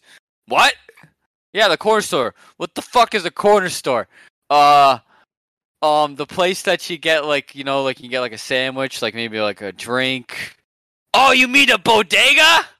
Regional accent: Ohio, United States; It's my first time visiting New York City. I come from Ohio.

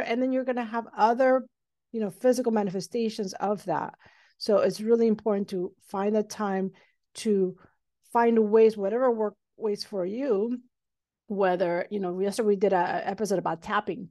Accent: Mexico City, Mexico; now in Los Angeles, United States; I'm originally from Mexico City, but I did all my schooling training here in the United States

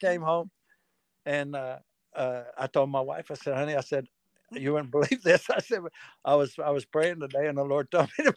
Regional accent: North Carolina, United States; I'm from North Carolina. And so, kind of grew up in it

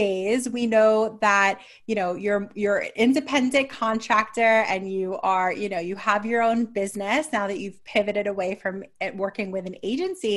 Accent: New York, United States; I'm a New Yorker

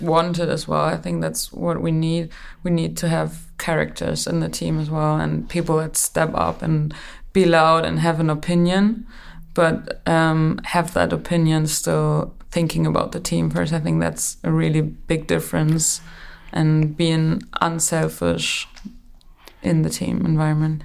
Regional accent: Germany; moved away; we don't have like, a lot of big stars in, in Germany. It's more, um, about the team, and that's what you get taught, like, and also that's what I was brought up

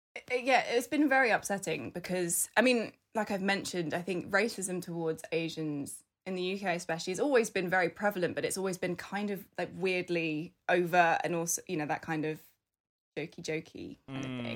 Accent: United Kingdom; I was born in the U K, I'm British

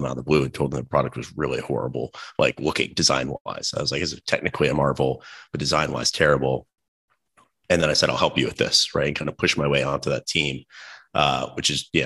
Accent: Raleigh, North Carolina, United States; I grew up in Raleigh, North Carolina

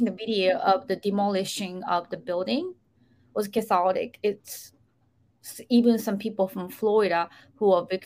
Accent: Japan; moved away; back in 80s, when I was growing up in Japan

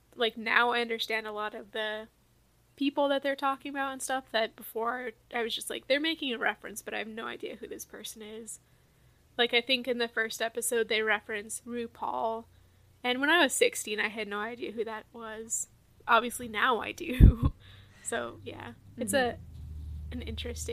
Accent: Southwest, United States; moved away as an adult; I grew up in the Southwest, so the environment was quite different

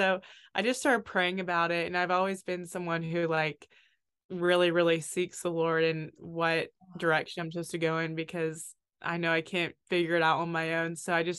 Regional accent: Oxford, Mississippi, United States; moved away as an adult; also born or lived in Hawaii / Italy; I'm from Oxford, Mississippi, which is where Ole Miss is. So Ole Miss is my hometown. I've always been the biggest homebody ever.

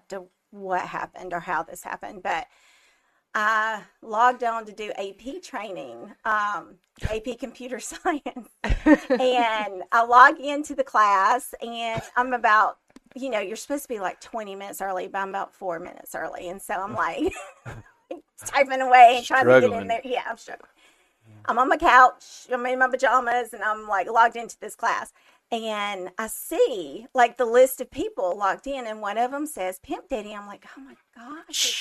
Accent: Trussville, Alabama, United States; also born or lived in Blount County, Alabama; I grew up in Trustville, Alabama

